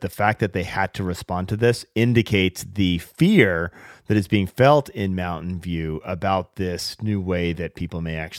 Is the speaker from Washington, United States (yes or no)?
yes; Seattle, Washington, United States; a woman in Seattle, my hometown of Seattle